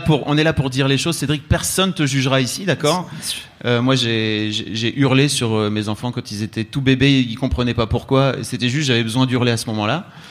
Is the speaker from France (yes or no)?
yes; the Nord, Hauts-de-France, France; je viens du Nord